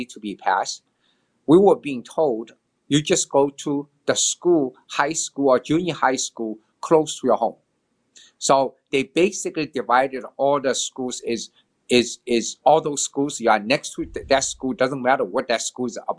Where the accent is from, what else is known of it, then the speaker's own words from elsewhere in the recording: Shanghai, China; moved away; I was born in China, Shanghai, China, long, long time ago, 1954, June 9th